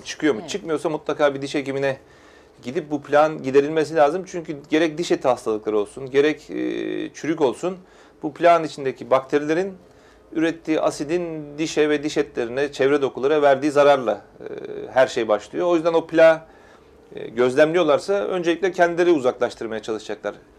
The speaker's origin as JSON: {"language": "Turkish", "region": "Istanbul", "country": "Turkey", "tie": "born or raised there", "said": "bin dokuz yüz yetmiş üç İstanbul doğumluyum"}